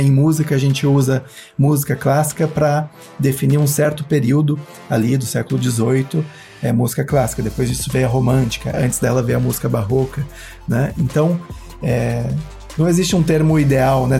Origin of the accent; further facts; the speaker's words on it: Cunha, São Paulo, Brazil; moved away; Como eu passei boa parte da minha infância em Cunha, família toda de lá